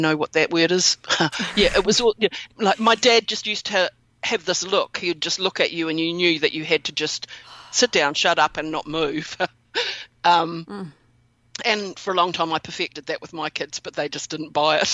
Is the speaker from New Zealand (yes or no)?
yes; New Zealand; that's where I'm from is from New Zealand